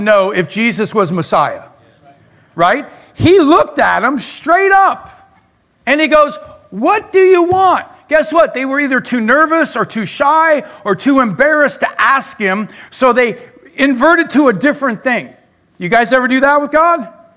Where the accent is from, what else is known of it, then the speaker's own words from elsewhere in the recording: Claremont, California, United States; also born or lived in La Verne / Pomona; when I was really little, I grew up in Claremont. Then I moved to Laverne in my junior high, high school years. And then I lived in Pomona for a number of years all over the place